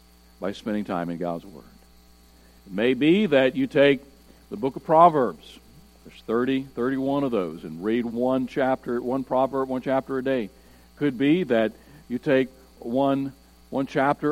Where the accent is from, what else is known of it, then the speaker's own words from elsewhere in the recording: United States; we are Americans